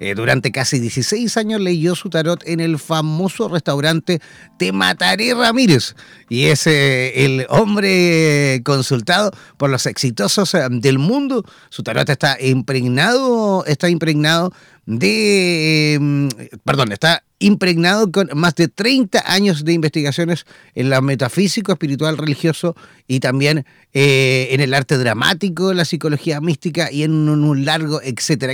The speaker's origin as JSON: {"language": "Spanish", "country": "Chile", "said": "los chilenos nos acordamos fiestas patrias que somos chilenos"}